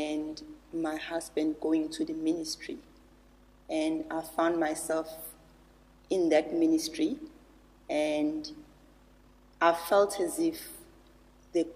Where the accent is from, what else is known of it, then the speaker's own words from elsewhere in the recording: Durban, KwaZulu-Natal, South Africa; I was born and bred here in Durban